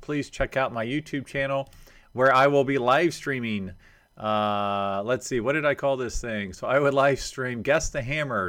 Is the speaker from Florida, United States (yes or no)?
yes; Jacksonville, Florida, United States; my hometown of Jacksonville, Florida